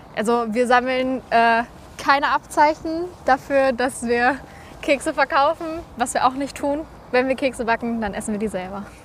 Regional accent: Recklinghausen, North Rhine-Westphalia, Germany; ich komme aus Recklinghausen.

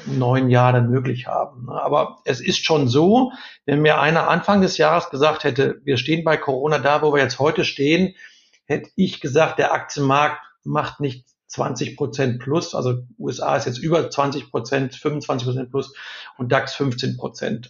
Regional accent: Ruhr area, North Rhine-Westphalia, Germany; Ich bin im Ruhrgebiet groß geworden

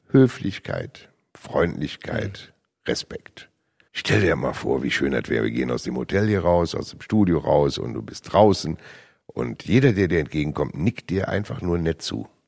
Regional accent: Rhineland, Germany; Als Rheinländer

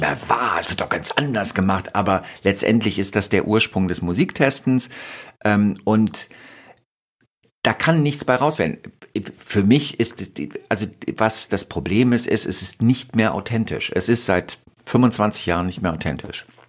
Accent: Rhineland, Germany; moved away; also born or lived in Berlin; Ich bin im Rheinland groß geworden.

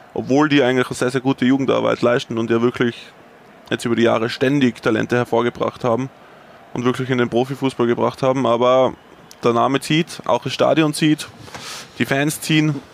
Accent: Tyrol, Austria; als Tiroler fühle ich mich

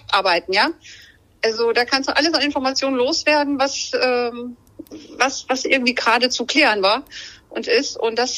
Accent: Rhineland-Palatinate, Germany; ich komme ja ursprünglich aus Rheinland-Pfalz

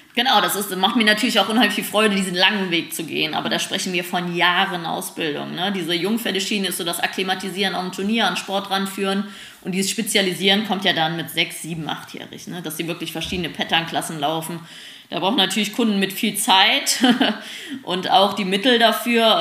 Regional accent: Germany; wir Deutschen

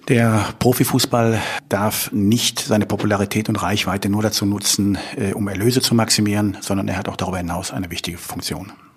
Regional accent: Leverkusen, North Rhine-Westphalia, Germany; now in Cologne, Germany; ich bin in Leverkusen geboren

